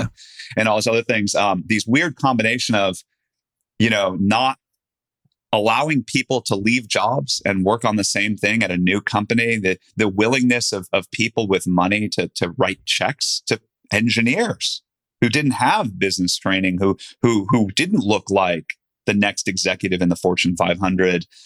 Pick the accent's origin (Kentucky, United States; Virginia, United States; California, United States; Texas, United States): California, United States; Silicon Valley; I grew up in Silicon Valley